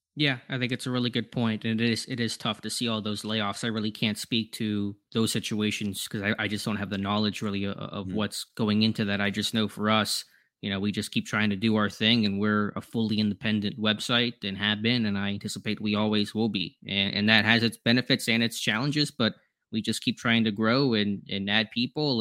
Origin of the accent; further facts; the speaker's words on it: Pittsburgh, Pennsylvania, United States; also born or lived in Florida; I just grew up in Pittsburgh. I was born in Florida. Mm. I moved to Pittsburgh when I was about three